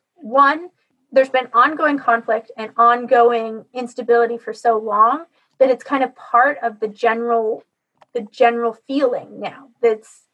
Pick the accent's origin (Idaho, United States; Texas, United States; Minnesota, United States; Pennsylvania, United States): Idaho, United States; moved away; also born or lived in Canada; the town I grew up in Idaho